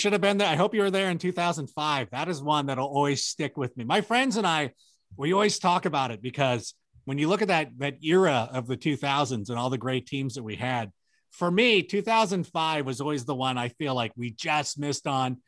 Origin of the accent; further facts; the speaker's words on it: Southern California, United States; also born or lived in Chicago; I was born in Chicago, but I grew up out in Southern California